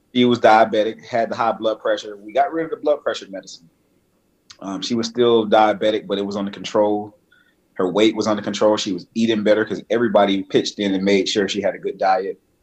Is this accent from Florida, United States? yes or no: yes; Miami, Florida, United States; moved away as an adult; also born or lived in Georgia; now in Atlanta, United States; am born and raised in Miami, uh, Miami.